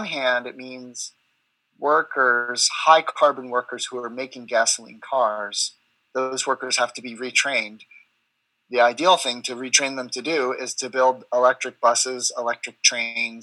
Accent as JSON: {"language": "English", "country": "United States", "said": "I'm American"}